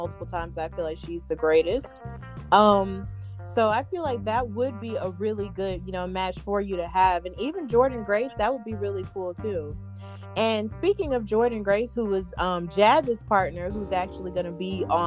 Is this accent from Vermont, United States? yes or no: no; Alabama, United States; my home state